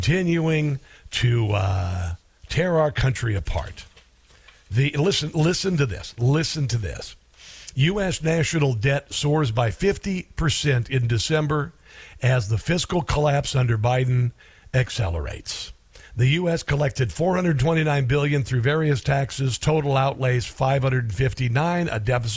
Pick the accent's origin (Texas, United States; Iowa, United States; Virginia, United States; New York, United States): Iowa, United States; I'm from Iowa